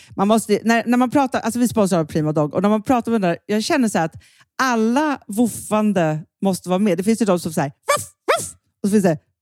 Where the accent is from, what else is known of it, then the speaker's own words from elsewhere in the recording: Stockholm, Stockholm County, Sweden; alltså vi är uppvuxna på Söder, mm. men jag har inte bott på Söder sedan jag var 17 år